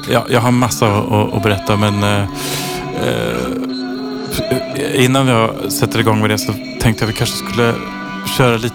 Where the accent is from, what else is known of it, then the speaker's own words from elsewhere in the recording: Sweden; Vädret var alltså så här som svensk liksom slutet på april, maj